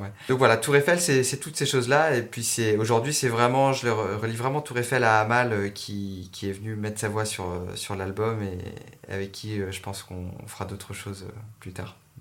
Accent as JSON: {"language": "French", "town": "Montpellier", "region": "Occitania", "country": "France", "tie": "born or raised there", "also_born_or_lived": "Paris", "said": "j'ai passé mon enfance à Montpellier"}